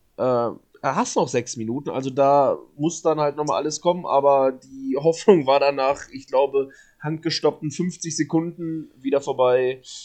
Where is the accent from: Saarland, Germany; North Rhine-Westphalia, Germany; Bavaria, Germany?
North Rhine-Westphalia, Germany; Cologne; als Kölner